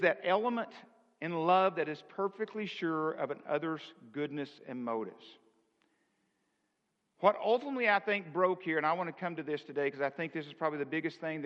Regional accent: the South, United States; Now, I'm from the South.

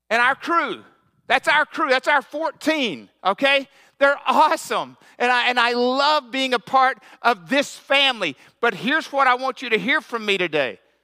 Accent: the South, United States; I grew up in the South and back, back in the sixties

